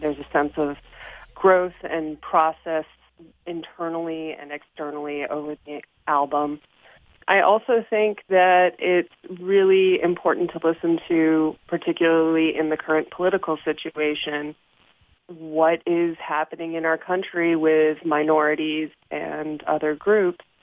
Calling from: Fredonia, New York, United States; I am calling from Fredonia, New York

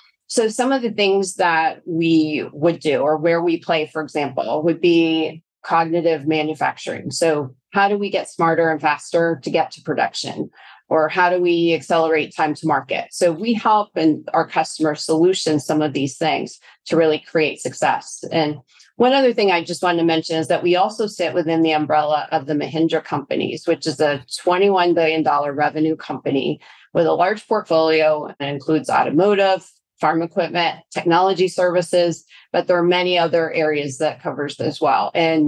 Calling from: Chicago, Illinois, United States; I am actually joining from Chicago, Illinois.

